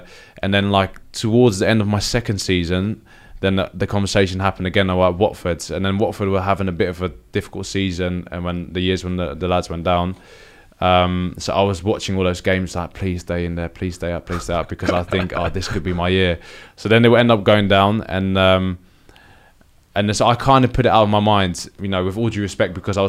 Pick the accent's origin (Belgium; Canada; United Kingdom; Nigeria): Nigeria; they just knew me as like being in Italy as a Nigerian defender.